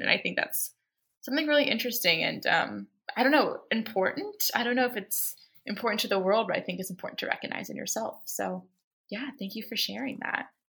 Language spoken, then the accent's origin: English; Baltimore, Maryland, United States; I'm from Baltimore